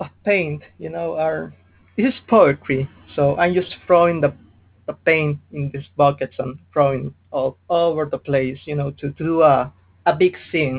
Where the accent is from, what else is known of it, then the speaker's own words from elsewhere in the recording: Peru; Yeah, I am from Peru. I don't know what happens there.